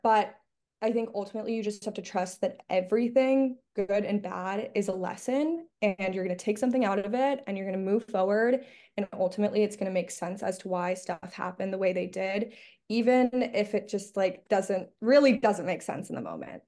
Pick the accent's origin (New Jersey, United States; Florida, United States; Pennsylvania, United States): Florida, United States; Miami; moved away as an adult; now in Los Angeles, United States; I'm from Miami, Florida